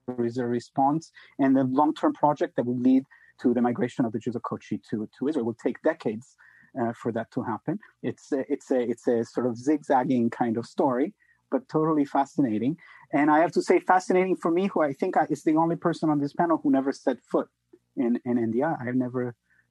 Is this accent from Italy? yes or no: yes; Italy; I come from Italy